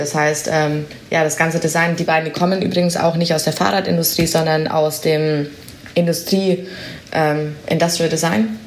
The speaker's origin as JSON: {"language": "German", "town": "Augsburg", "region": "Bavaria", "country": "Germany", "also_born_or_lived": "Berlin", "moved": "as an adult", "lives_now": "Amsterdam, Netherlands", "said": "ich komme ja nicht aus den Niederlanden, ich komme aus Augsburg, äh, im schönen Bayerland"}